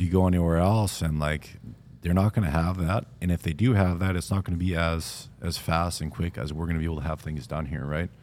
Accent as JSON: {"language": "English", "area": "Vancouver Island", "region": "British Columbia", "country": "Canada", "tie": "born or raised there", "said": "growing up on Vancouver Island, a little bit of a smaller town"}